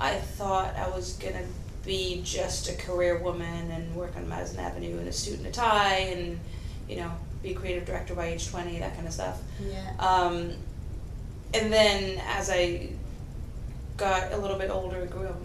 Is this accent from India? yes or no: no; Sweden; moved away as an adult; also born or lived in Los Angeles, United States; now in United Kingdom; I was born in Sweden.